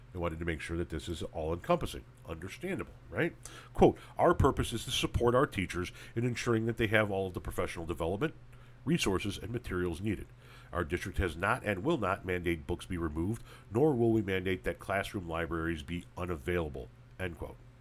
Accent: Illinois, United States; my home state of Illinois

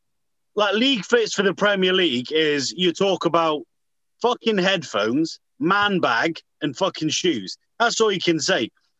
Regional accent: United Kingdom; because we are European, we are British

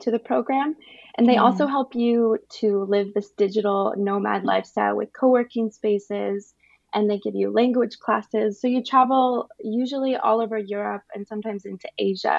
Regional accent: Las Vegas, Nevada, United States; moved away as an adult; also born or lived in Los Angeles; now in Germany; we're both from Vegas

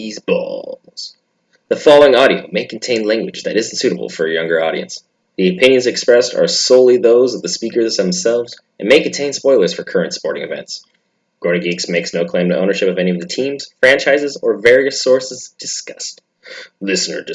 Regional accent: Pacific Northwest, United States; I'm from the Pacific Northwest

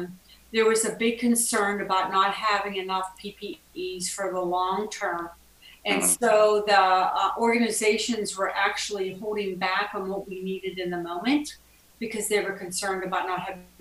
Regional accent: Pittsburgh, Pennsylvania, United States; I'm from Pittsburgh, Pennsylvania.

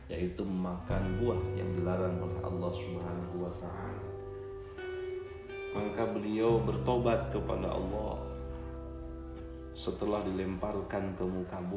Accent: Kuningan, West Java, Indonesia; Saya berasal dari Kabupaten Kuningan, Jawa Barat

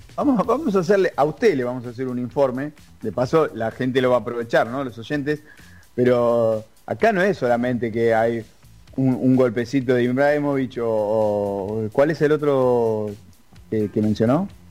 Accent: Argentina; Yo soy argentino

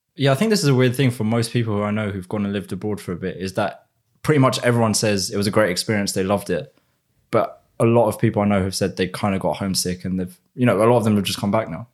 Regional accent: United Kingdom; accent: British; also born or lived in Spain / London; my normal British accent

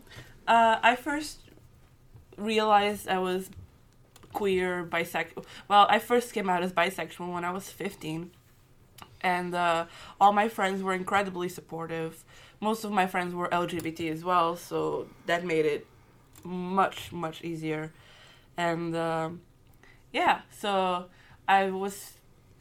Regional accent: Portugal; moved away as an adult; now in Scotland, United Kingdom; I'm from Portugal, heavily Catholic country

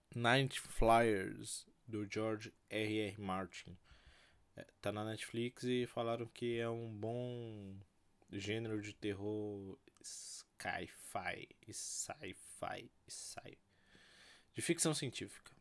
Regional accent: Brazil; eu sou brasileiro

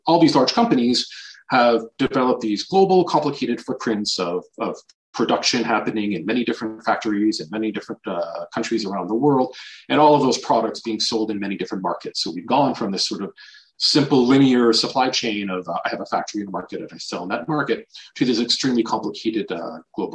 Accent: Canada; moved away as an adult; also born or lived in Paris / New York; I am Canadian.

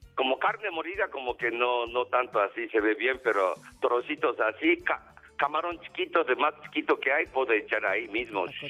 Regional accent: Japan; Spanish is a second language; now in Mexico; Yo soy charro japonés

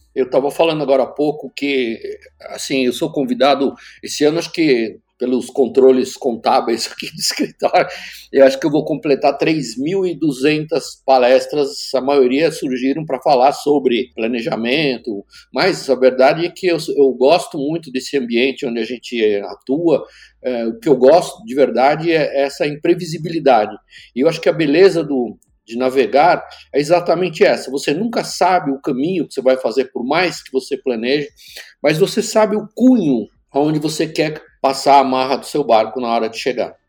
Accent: Brazil; Eu sou brasileiro porque nasci aqui

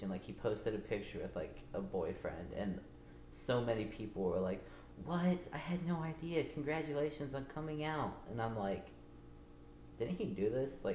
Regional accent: Stilwell, Oklahoma, United States; moved away; my hometown is Stillwell. It's a small town. It's basically your typical, like, southern small town.

